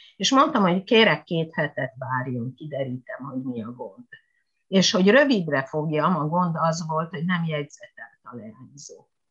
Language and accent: Hungarian; Hungary; moved away; also born or lived in Japan